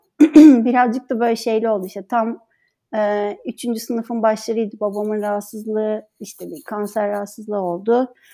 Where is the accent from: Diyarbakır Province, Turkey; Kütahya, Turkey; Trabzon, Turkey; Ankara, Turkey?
Ankara, Turkey; moved away as an adult; also born or lived in Istanbul; now in Izmir, Turkey; Ankara doğumluyum